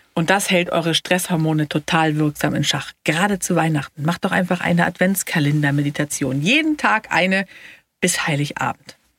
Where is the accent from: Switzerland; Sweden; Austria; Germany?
Sweden; ich bin ja Schwedin